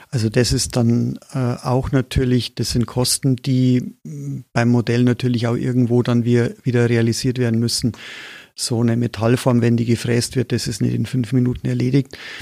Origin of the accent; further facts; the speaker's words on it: Moosburg, Bavaria, Germany; accent: Bavarian; ich bin in Moosburg aufgewachsen, in Oberbayern, wie man vielleicht am Slang ganz gut hört